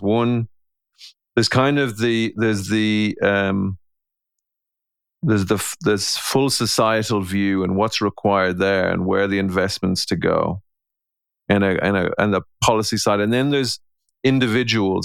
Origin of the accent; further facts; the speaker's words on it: Ireland; I'm an Irishman